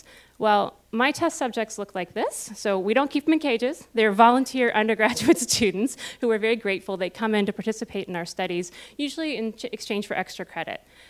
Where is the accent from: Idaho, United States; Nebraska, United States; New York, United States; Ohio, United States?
Ohio, United States; Cincinnati; moved away as an adult; also born or lived in Austin, Texas / South Carolina; now in Columbus, United States; I am originally from Cincinnati